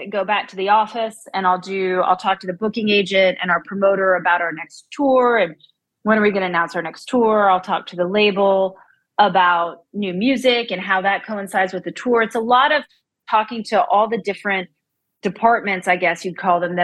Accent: Central Pennsylvania, United States; moved away as an adult; now in Nashville, United States; I am from Central Pennsylvania originally. I moved to Nashville to go to college at MTSU

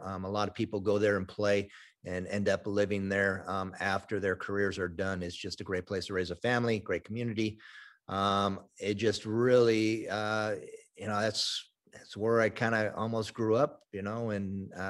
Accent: Chicago Heights, Illinois, United States; I was born in Chicago Heights.

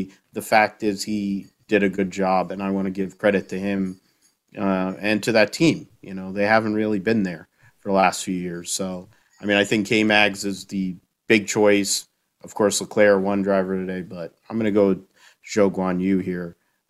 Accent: United States; being the American part here in this show

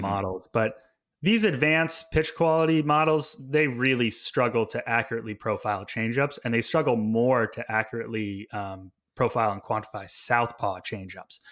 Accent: Vermont, United States; moved away as an adult; also born or lived in Montreal, Canada / British Columbia, Canada; I went to McGill University in Montreal, Quebec after growing up in Vermont

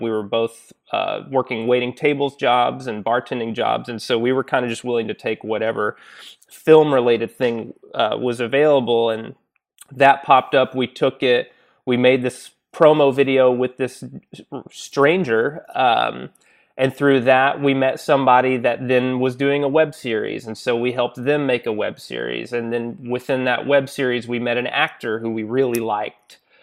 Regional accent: Little Rock, Arkansas, United States; moved away as an adult; also born or lived in Chicago; now in Los Angeles, United States; I'm originally from Little Rock, Arkansas

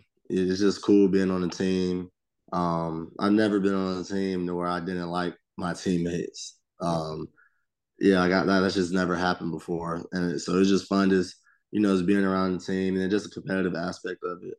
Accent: Georgia, United States; And I mean, I was from Georgia, so it was SEC.

